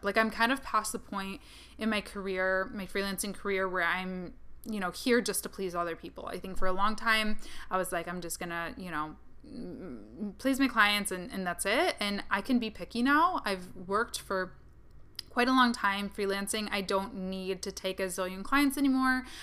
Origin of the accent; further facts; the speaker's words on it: Kalamazoo, Michigan, United States; my hometown, Kalamazoo, Michigan